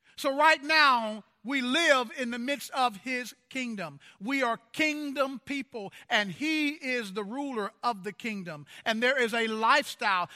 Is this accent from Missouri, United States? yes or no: yes; Kansas City, Missouri, United States; When I was growing up, in my hometown in Kansas City, Missouri, it was a very segregated town.